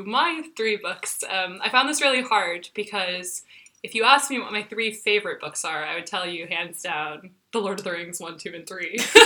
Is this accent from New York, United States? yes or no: no; Texas, United States; moved away as an adult; now in Dublin, Ireland; the street where I grew up in Texas